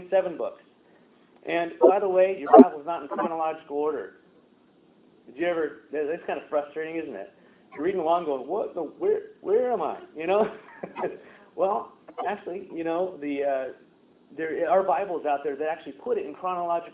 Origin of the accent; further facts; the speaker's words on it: United States; I'm an American